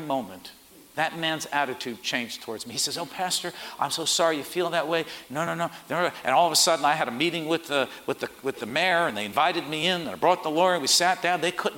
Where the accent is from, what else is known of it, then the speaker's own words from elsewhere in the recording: Port Chester, New York, United States; We had 150 people. I was from Portchester.